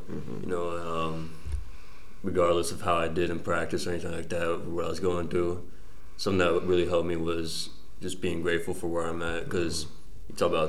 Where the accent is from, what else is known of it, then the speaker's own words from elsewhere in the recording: Texas, United States; moved away as an adult; now in Massachusetts, United States; I'm from Texas, so that transition going from Texas coming to Massachusetts was kind of a little bit of a culture shock for me.